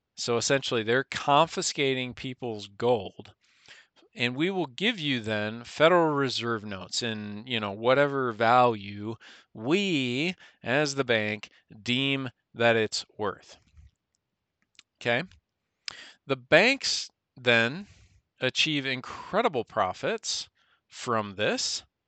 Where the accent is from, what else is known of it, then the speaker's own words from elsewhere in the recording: United States; we as the American people